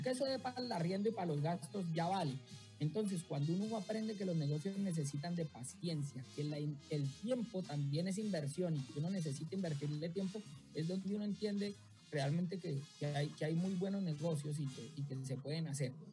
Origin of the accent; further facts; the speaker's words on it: Bucaramanga, Santander, Colombia; mi tierra en Bucaramanga